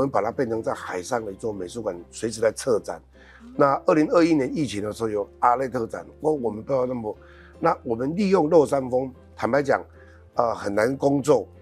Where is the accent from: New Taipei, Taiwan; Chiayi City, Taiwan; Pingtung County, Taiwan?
Pingtung County, Taiwan; Checheng; 我就是在吹落山风长大。在车城